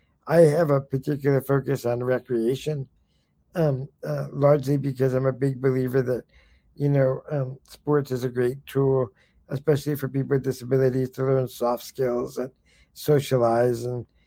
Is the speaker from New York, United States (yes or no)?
yes; New York, United States; also born or lived in California; I came from California originally. Originally I came from New York, but last stop was California.